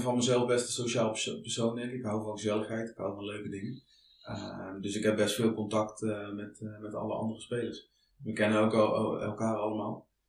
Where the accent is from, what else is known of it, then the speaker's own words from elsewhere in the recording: Netherlands; Ik ben toch wel echt een Hollander